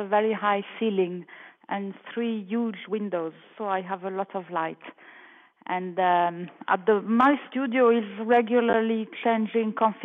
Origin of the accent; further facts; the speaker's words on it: France; moved away as an adult; now in Milan, Italy; I was born in France. And I have lived in Italy, in Milan, to be precise, since 1979